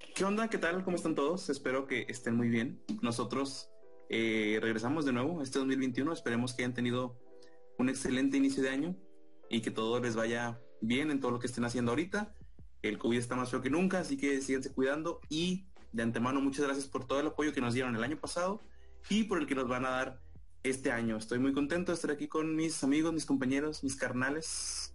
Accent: Monterrey, Nuevo León, Mexico; nací en Monterrey

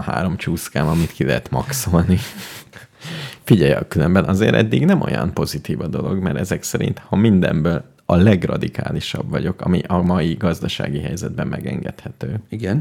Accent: Hungary; én magyar vagyok

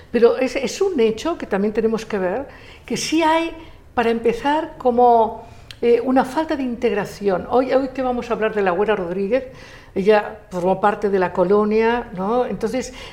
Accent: Spain; born there; yo nací en España y en España estuvieron los suevos, los vándalos, los ligures, los romanos, los celtas, los árabes.

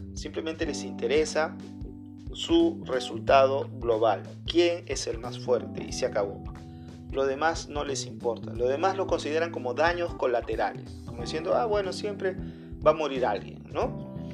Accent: Peru; soy peruano

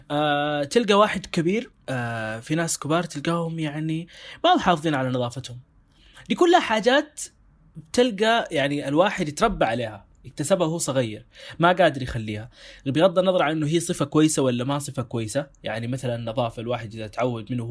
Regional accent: Sudan; ب... بلهجتنا احنا هنا كسودانيين او او كناس في السودان

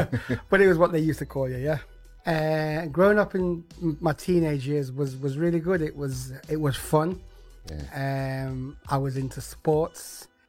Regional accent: Coventry, West Midlands, United Kingdom; Okay, so I grew up right here in the city of Coventry.

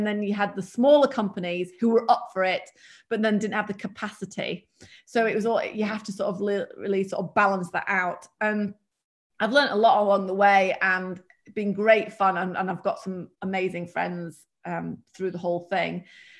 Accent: United Kingdom; accent: British; And one being English, which Americans just think the accent's just hilarious. And not that I have an accent, but I've got, I suppose, a British accent, but it's not very strong British.

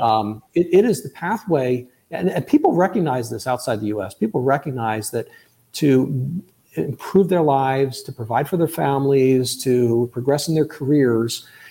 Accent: United States; first language English; I speak as an American, as a native English speaker

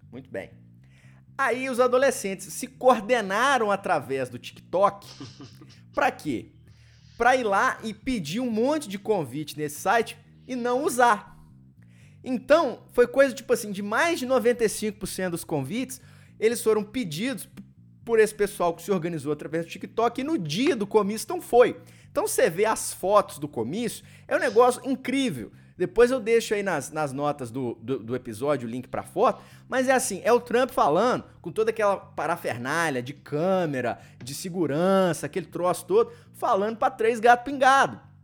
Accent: Brazil; now in United States; a gente, enquanto brasileiro

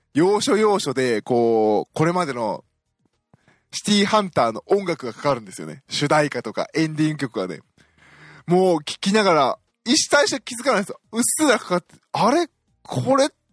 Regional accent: Osaka, Japan; moved away as an adult; now in Tokyo, Japan; 私大阪出身なので

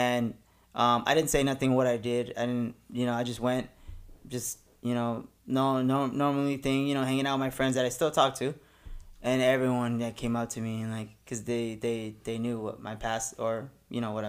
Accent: La Puente, California, United States; I actually grew up in the next city over is La Puente

